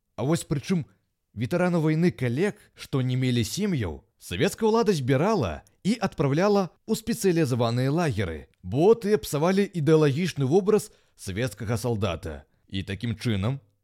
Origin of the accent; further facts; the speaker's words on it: Belarus; мы ж беларусы, частка еўрапейскага цывілізаванага света